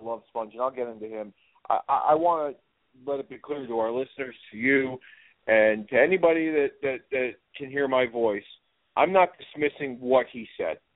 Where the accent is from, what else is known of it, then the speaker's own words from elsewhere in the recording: United States; myself, as an American